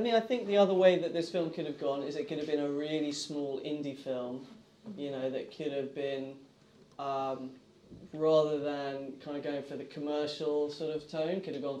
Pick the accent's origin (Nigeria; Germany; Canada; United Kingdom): United Kingdom; England; I was very much one of those English screenwriters. I think I'm very English in that respect